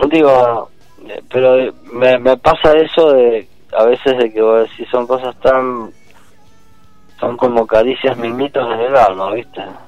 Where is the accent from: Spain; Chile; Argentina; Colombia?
Argentina; Mendoza; moved away as an adult; also born or lived in Mexico; yo soy mendocino de pura cepa